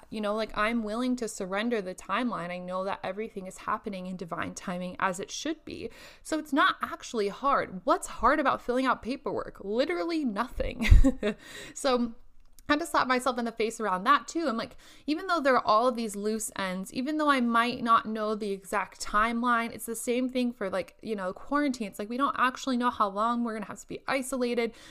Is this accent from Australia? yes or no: no; Indonesia; English is a second language; now in Lincoln, United States; sit up in my apartment in Lincoln where it's much colder than what I am used to from Indonesia.